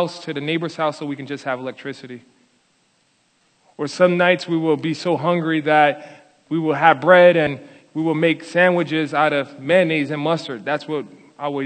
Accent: Paterson, New Jersey, United States; I was born and raised in Paterson, New Jersey, in the projects on the 13th floor in a broken home

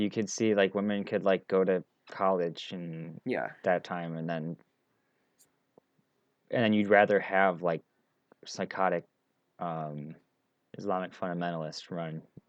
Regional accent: United States; I'm brainwashed as an American

